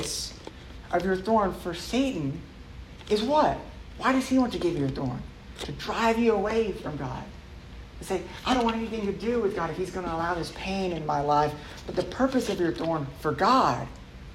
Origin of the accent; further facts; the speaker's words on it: Dallas, Texas, United States; I grew up in Dallas